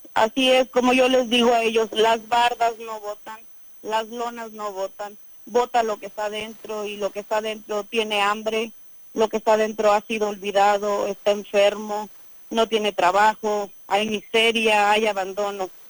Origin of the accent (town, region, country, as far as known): Aquismón, San Luis Potosí, Mexico